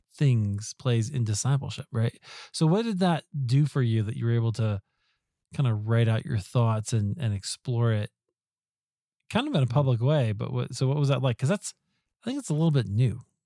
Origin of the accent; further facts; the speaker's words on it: Des Moines, Iowa, United States; I grew up in Des Moines, Iowa